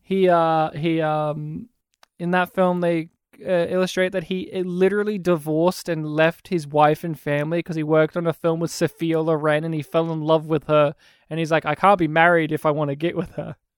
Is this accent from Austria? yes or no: no; Australia; my hometown didn't have fluoridated water.